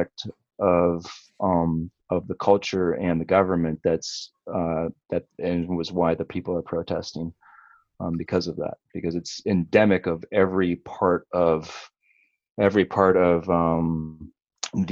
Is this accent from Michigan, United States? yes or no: yes; Upper Peninsula, Michigan, United States; now in Colorado, United States; I grew up in Michigan